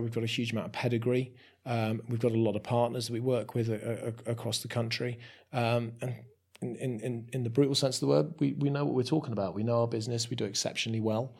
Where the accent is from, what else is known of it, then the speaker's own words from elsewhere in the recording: Somerset, South West England, United Kingdom; moved away as an adult; now in Shrewsbury, United Kingdom; I'm a Somerset boy born and bred